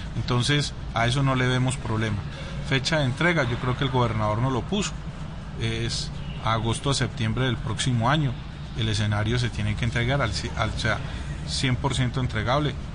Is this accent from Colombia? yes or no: yes; Colombia; accent: Colombian; mi, papá es suizo y mi mamá es colombiana, entonces pero pues ya más colombiano.